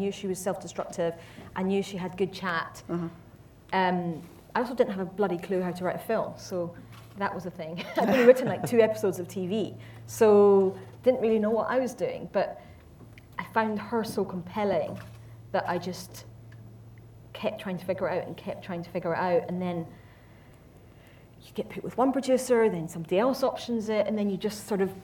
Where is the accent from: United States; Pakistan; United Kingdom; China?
United Kingdom; Glasgow, Scotland; I'm from Glasgow myself